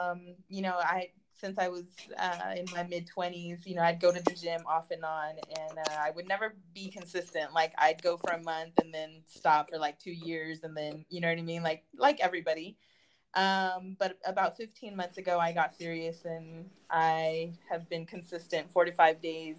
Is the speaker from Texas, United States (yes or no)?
no; California, United States; And I'm from Southern California.